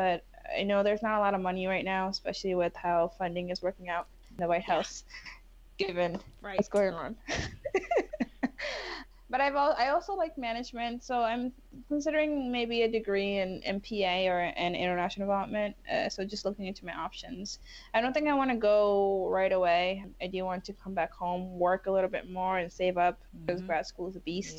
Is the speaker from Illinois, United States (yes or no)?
no; New York City, New York, United States; also born or lived in Bangladesh / Morocco; I immigrated to New York when I was 7